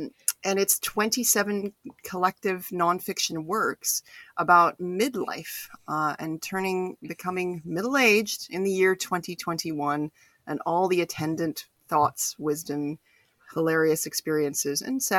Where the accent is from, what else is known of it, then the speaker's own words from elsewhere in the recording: Edmonton, Alberta, Canada; now in Vancouver, Canada; I'm currently based in Vancouver, although I grew up in Edmonton.